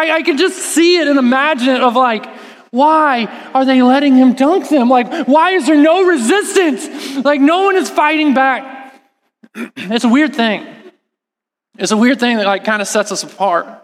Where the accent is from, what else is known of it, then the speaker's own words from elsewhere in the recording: Texas, United States; I'm from Texas, and what that means is that in the summer times, it was really hot, like really hot. And so we lived at the pool